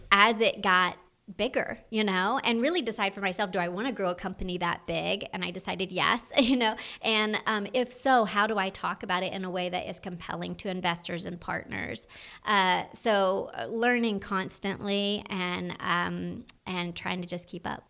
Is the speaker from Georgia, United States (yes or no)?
yes; North Georgia, United States; I'm from the North Georgia area